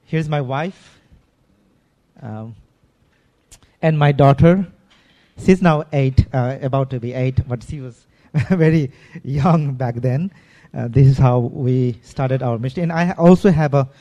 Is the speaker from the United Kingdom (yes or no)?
no; Nepal; now in Damak, Nepal